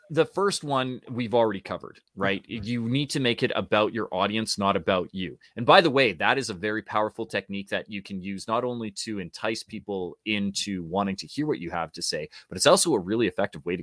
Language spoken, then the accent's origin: English; Canada; because we're Canadian too.